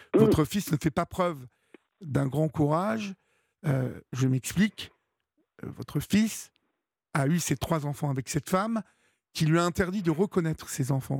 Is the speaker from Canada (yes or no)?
no; Évreux, Normandy, France; je suis d'Evreux